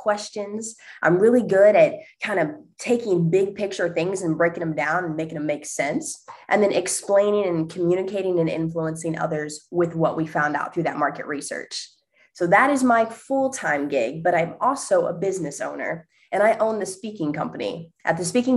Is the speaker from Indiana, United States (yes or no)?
yes; La Porte, Indiana, United States; moved away as an adult; now in Indianapolis, United States; I grew up in Northwest Indiana, about an hour away from Chicago, okay. 20 minutes from Lake Michigan. So if that gives you any reference point, okay. It's a small town called LaPorte, Indiana